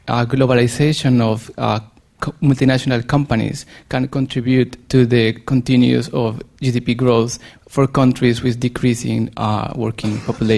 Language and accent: English; Colombia; now in Japan; from Colombia. I'm a researcher on energy working in Japan.